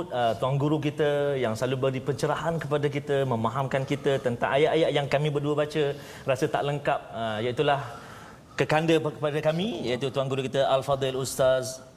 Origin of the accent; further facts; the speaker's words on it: Terengganu, Malaysia; Dua-dua kami daripada negeri Terengganu